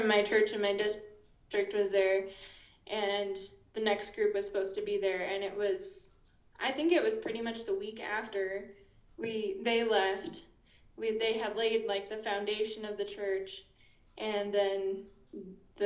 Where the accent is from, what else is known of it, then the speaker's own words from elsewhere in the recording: North Platte, Nebraska, United States; moved away as an adult; now in Ambato, Ecuador; I'm from North Platte, Nebraska, home of Cody go-karts